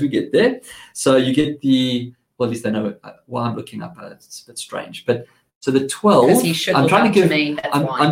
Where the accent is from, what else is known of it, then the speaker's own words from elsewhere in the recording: South Africa; accent: South African; now in Australia; I have a South African accent